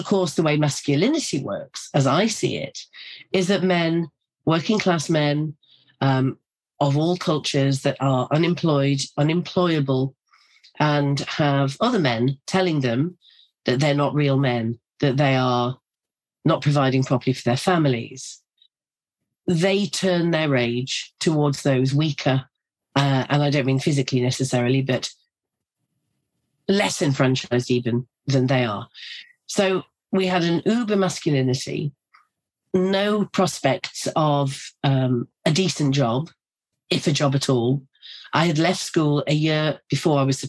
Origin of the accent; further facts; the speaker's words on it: North East England, United Kingdom; I grew up in a very working class community in the northeast of England